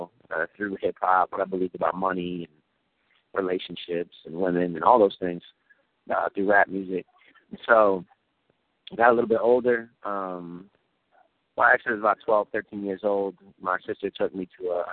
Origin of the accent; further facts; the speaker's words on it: Syracuse, New York, United States; I grew up in New York, in Syracuse, New York, single-parent home, me and my mom